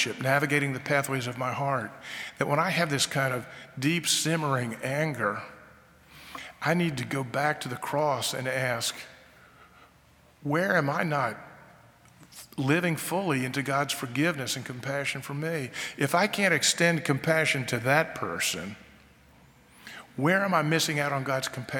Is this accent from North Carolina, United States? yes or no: yes; North Carolina, United States; I grew up in North Carolina